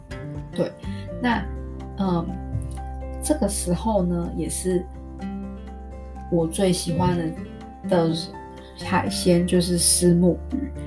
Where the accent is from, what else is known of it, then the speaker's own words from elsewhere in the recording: Kaohsiung, Taiwan; moved away as an adult; now in Taipei, Taiwan; 因为小时候我是我是住高我是高雄人，是住南部，是自从上了大学之后才来台北。然后每次之前回去南部的时候，觉得天哪，高雄好热